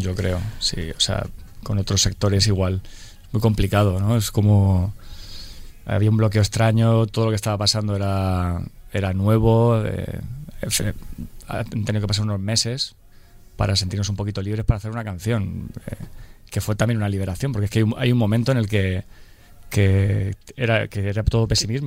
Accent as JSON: {"language": "Spanish", "town": "Murcia", "region": "Region of Murcia", "country": "Spain", "said": "somos cuatro tíos de Murcia"}